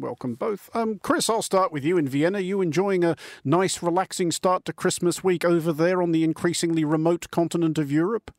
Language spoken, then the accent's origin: English; Australia; moved away as an adult; now in United Kingdom; as an Australian interloper in this country